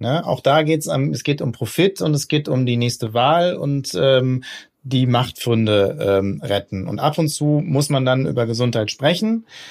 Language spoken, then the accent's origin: German; Ruhr area, North Rhine-Westphalia, Germany; ich komme aus dem Pott, ne, aus dem Ruhrgebiet.